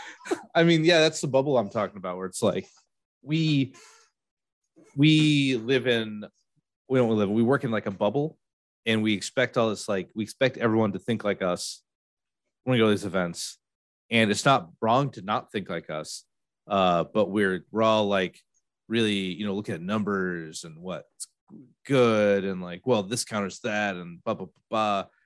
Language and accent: English; Peru, New York, United States; I'm from Peru, New York, a lot of farms up there.